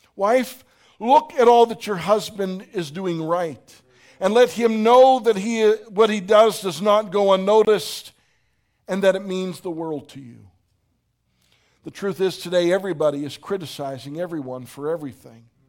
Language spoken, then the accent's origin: English; Pittsburgh, Pennsylvania, United States; moved away; also born or lived in Phoenix; I'm from Pittsburgh, not from Phoenix